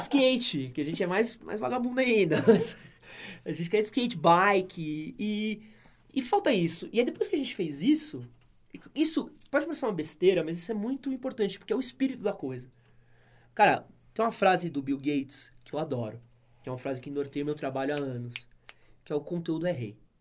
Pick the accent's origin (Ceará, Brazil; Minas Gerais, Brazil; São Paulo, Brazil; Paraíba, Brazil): São Paulo, Brazil; eu nasci aqui na Moca